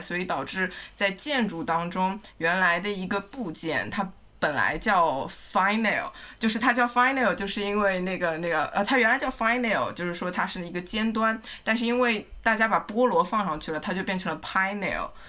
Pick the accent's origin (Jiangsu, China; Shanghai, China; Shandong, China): Shanghai, China; 我是上海人